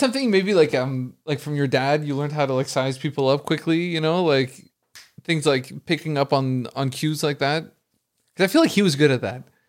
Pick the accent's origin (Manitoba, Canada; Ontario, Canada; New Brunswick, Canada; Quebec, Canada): Quebec, Canada; Montreal; I'm from Montreal